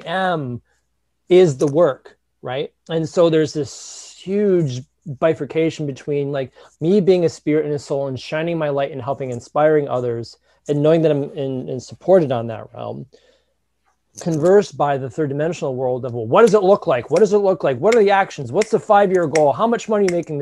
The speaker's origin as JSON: {"language": "English", "town": "Detroit", "region": "Michigan", "country": "United States", "tie": "born or raised there", "said": "growing up in the Midwest, right, in Detroit"}